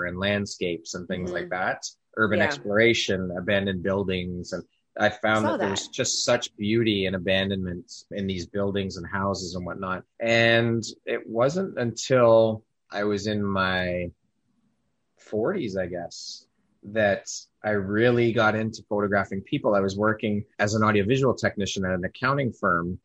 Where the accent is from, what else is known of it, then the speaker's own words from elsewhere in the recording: Toronto, Ontario, Canada; also born or lived in Oshawa, Ontario; I was born and raised here in Toronto, Canada.